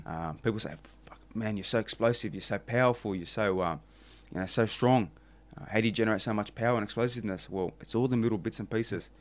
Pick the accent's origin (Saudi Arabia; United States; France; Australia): Australia; I'm the Aussie guy